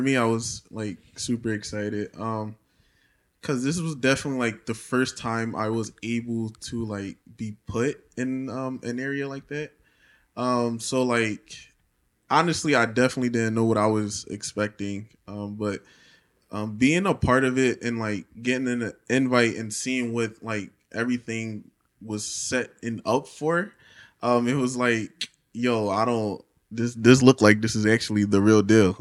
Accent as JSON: {"language": "English", "town": "Philadelphia", "region": "Pennsylvania", "country": "United States", "tie": "born or raised there", "said": "Grew up in Philadelphia, P A, West Philly"}